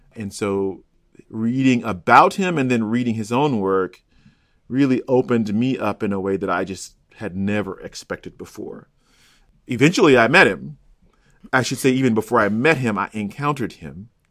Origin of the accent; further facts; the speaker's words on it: Chicago, Illinois, United States; moved away as an adult; also born or lived in Cincinnati; I'm from Chicago and went to UC